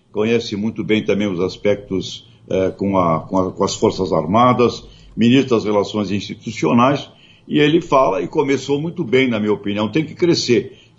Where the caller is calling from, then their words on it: São Paulo, Brazil; sou do Belenzinho, São Paulo.